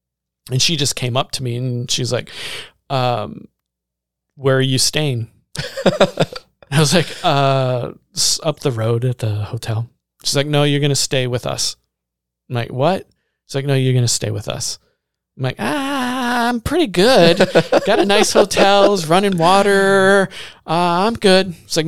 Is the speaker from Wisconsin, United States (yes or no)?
yes; Baraboo, Wisconsin, United States; I can remember growing up in Baraboo. We grew up on 7th Street in this little duplex.